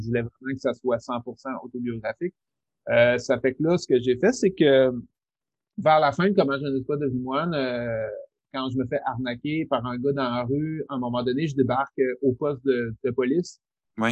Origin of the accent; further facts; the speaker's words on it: Rimouski, Quebec, Canada; je viens de Rimouski